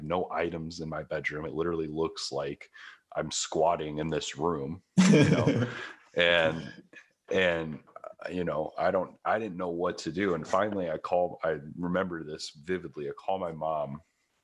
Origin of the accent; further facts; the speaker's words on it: Midwest, United States; moved away as an adult; also born or lived in Los Angeles; I come from the Midwest. I come from a town where if you make 40 grand a year, you own a house, you have a car, you're done.